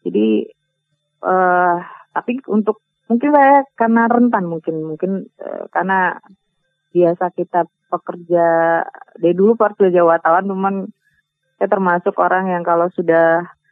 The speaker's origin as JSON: {"language": "Indonesian", "area": "Minangkabau", "region": "West Sumatra", "country": "Indonesia", "said": "kita orang Minang"}